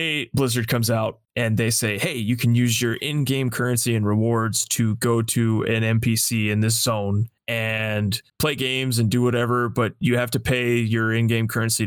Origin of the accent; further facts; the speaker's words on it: Las Vegas, Nevada, United States; I grew up in Las Vegas. I spent my entire life there